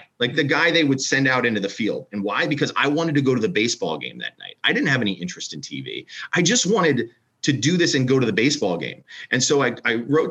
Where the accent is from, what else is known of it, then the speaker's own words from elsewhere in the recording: Philadelphia, Pennsylvania, United States; I grew up in Philadelphia